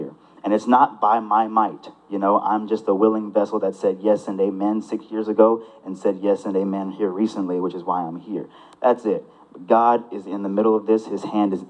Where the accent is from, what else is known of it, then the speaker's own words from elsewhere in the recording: South Houston, Texas, United States; also born or lived in Pasadena, Texas; Grew up in the South Houston area. Went to South Houston High School for 2 years. Graduated from Pasadena Memorial High School